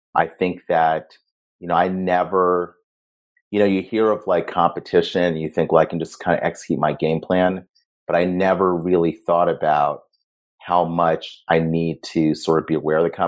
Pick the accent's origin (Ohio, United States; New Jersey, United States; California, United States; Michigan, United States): Ohio, United States; Cleveland; moved away; also born or lived in Ghana; I grew up in Ohio.